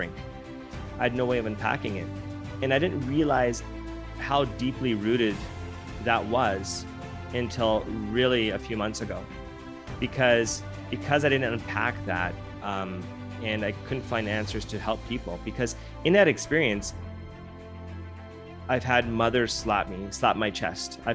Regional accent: Canada; I was born in Canada

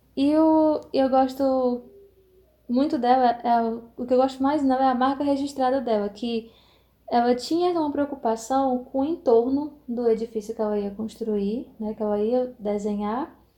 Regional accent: Fortaleza, Ceará, Brazil; aqui no Ceará, né, na, na minha terrinha

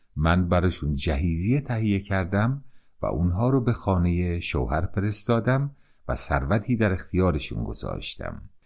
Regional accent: Iran; من به عنوان یک ایرانی

